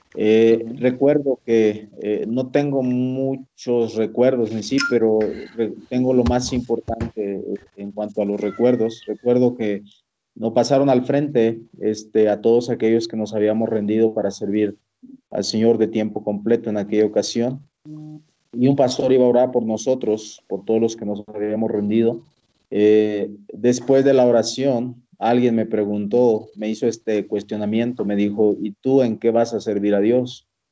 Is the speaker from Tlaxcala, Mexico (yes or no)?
no; Iguala, Guerrero, Mexico; born or raised there; moved away as an adult; also born or lived in Jiutepec, Morelos, Mexico; now in Cusco, Peru